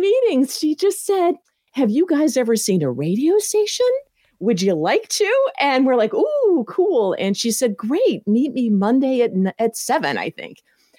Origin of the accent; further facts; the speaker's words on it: Tennessee, United States; I grew up mostly in Tennessee.